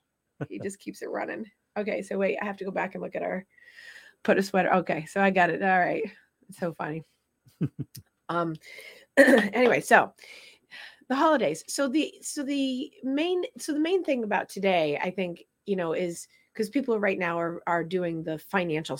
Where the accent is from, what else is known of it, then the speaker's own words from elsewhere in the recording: Vermont, United States; I grew up in Vermont